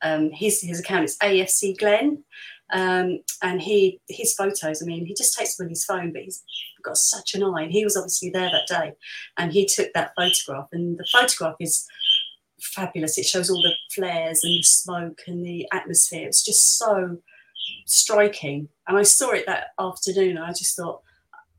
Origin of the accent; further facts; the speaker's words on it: London, United Kingdom; I was born in Liverpool Road. If you're Islington, you usually Barts, Whittington, or Royal Free, really, or you're born at home